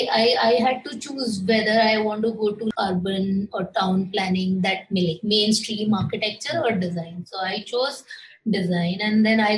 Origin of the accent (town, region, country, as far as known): Maharashtra, India; born or raised there; moved away as an adult; also born or lived in Mumbai / Pune